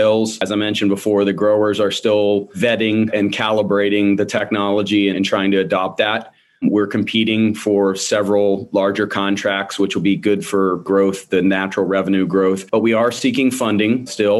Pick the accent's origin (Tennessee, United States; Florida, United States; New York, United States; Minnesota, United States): Florida, United States; West Palm Beach; moved away as an adult; now in Gainesville, United States; native Floridian. I was born in South Florida. I was raised in the West Palm Beach area.